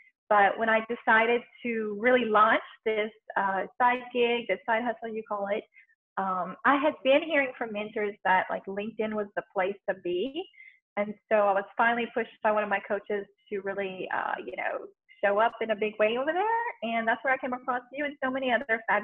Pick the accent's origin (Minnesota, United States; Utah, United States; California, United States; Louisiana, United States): Louisiana, United States; I'm born and raised in Louisiana in the middle of Cajun French culture.